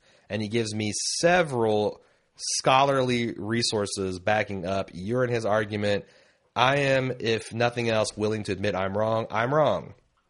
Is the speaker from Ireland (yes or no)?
yes; Ireland; I'm Irish, meaning I was born and raised in Ireland, and Irish people tend to be pretty good at spotting different accents and spoken English.